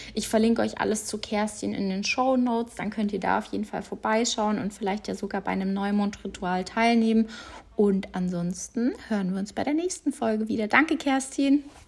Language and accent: German; Munich, Bavaria, Germany; bei uns in München, wo ich aufgewachsen bin, gab es einen Reitstall